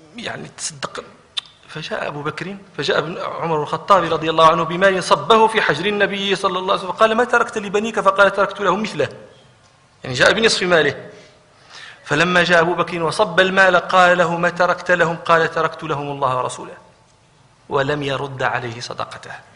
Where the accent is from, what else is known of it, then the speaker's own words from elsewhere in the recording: Morocco; عندنا في المغرب